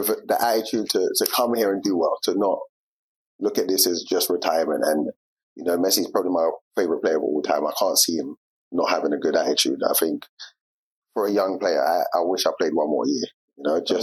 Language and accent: English; England, United Kingdom; moved away as an adult; growing up in England in my time